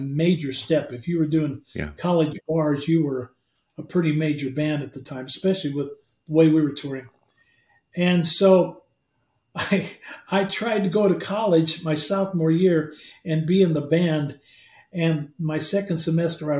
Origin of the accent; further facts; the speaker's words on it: Midwest, United States; we're from the Midwest